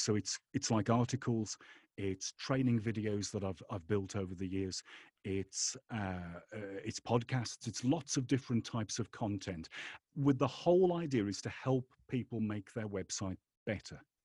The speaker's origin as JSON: {"language": "English", "region": "England", "country": "United Kingdom", "tie": "born or raised there", "said": "I was brought up in England"}